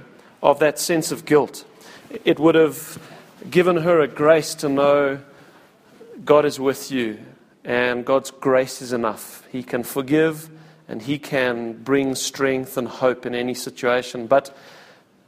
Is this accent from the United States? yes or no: no; Cape Town, Western Cape, South Africa; also born or lived in Pretoria / Wingate Park; I was born in Cape Town, and I was raised pretty much in Cape Town, a little bit in Pretoria and Wingate Park, but for the most part raised in Cape Town.